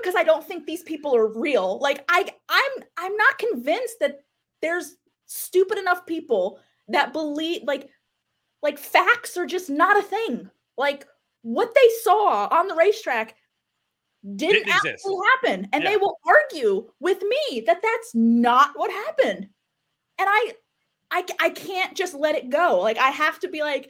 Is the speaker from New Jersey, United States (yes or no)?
yes; New Jersey, United States; moved away; I'm from New Jersey